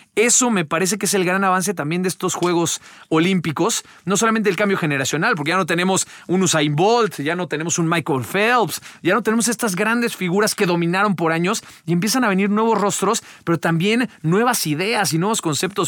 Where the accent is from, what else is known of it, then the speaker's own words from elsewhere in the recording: Mexico; como mexicanos